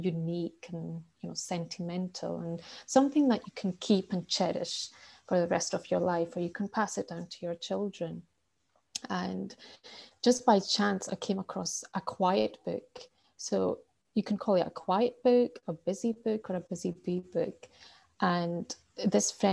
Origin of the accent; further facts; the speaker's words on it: Scotland, United Kingdom; I'm from Scotland